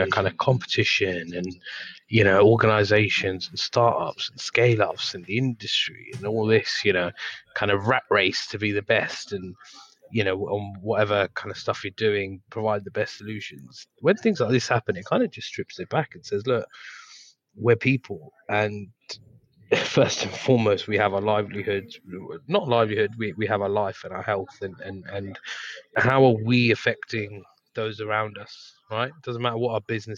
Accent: United Kingdom; being a British person and living in England

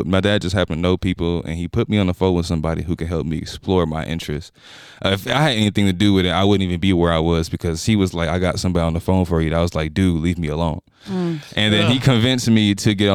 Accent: Houston, Texas, United States; moved away as an adult; now in Utah, United States; I'm from Houston, Texas.

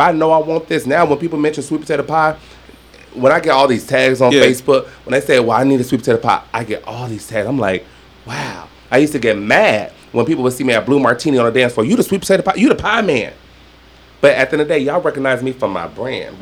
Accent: Southern Nevada, United States; I'm not Southern, but I'm from Southern Nevada is what I call it.

